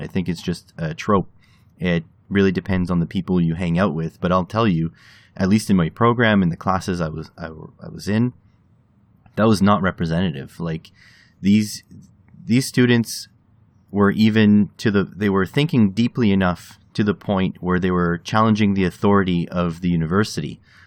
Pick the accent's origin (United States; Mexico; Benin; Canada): Canada; as a Canadian